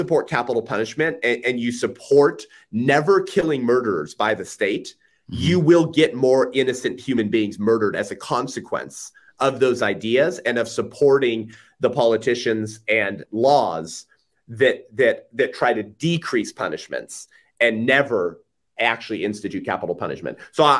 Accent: California, United States; I'm from California, so that's my point.

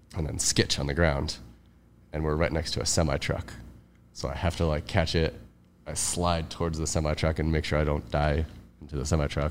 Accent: Cleveland, Ohio, United States; moved away as an adult; also born or lived in Hawaii; now in Los Angeles, United States; I grew up in Cleveland

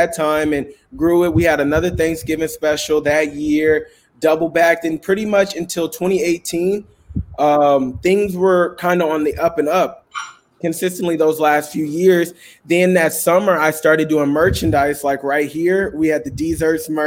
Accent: Richmond, California, United States; I'm from Richmond, California, where a lot of people my age choose to do a lot of different things

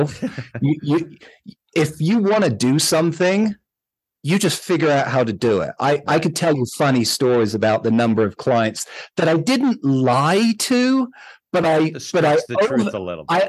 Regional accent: London, United Kingdom; moved away as an adult; now in Utah, United States; I grew up in London

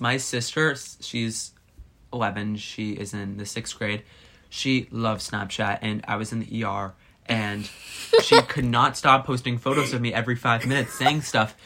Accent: United States; I couldn't imagine not being American

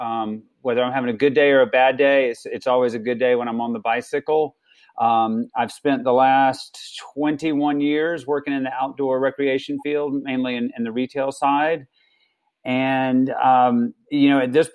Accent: South Georgia, United States; now in Colorado, United States; I grew up in South Georgia

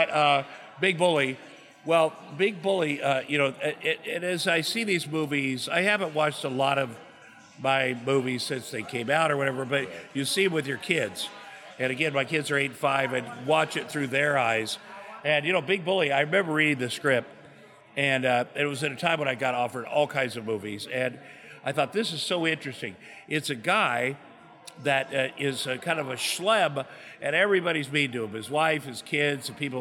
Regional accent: Iowa, United States; moved away; I grew up in Iowa, a very working class farm town

